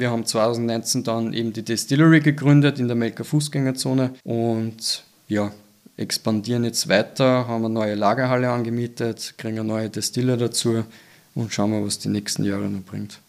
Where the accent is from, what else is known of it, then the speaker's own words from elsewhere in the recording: Austria; bei uns in Österreich